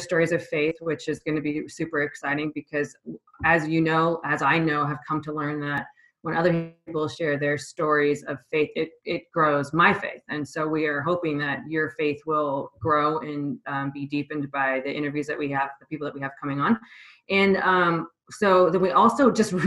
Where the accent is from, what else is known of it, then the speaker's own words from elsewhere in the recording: Vancouver, Washington, United States; also born or lived in Portland, Oregon; now in Seattle, United States; I grew up in Vancouver, Washington, and the Portland area. And then I moved up here after I got out of the Army. And I've been up in the Seattle area ever since